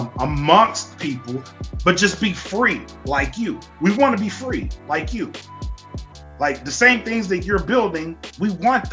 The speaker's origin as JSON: {"language": "English", "country": "United States", "said": "being born here almost doesn't seem like it matters, because we're born in America, we are American, and why aren't we treated like that all the time?"}